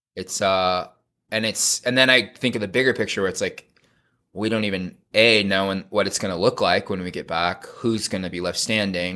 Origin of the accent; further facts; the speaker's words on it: California, United States; I was raised in suburbia in California in a Mormon family.